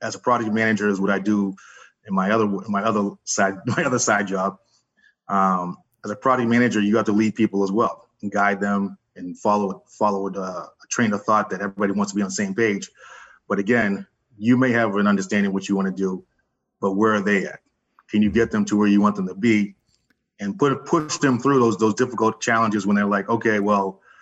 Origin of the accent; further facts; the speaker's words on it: West Chester, Pennsylvania, United States; moved away; also born or lived in Philadelphia; I'm from Philadelphia, originally Westchester, Pennsylvania. I came up here when I was younger